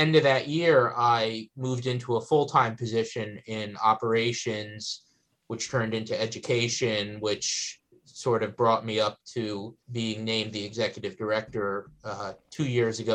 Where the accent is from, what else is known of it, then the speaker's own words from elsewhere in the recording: Northern New Jersey, United States; moved away as an adult; now in Gettysburg, United States; I am from Northern New Jersey